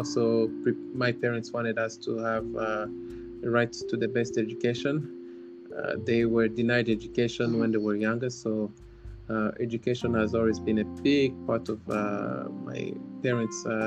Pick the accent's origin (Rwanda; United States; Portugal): Rwanda; Kigali; also born or lived in Southern Province, Rwanda; So I was born in Kigali. I lived in Kigali for most of my life, except for those few months we lived outside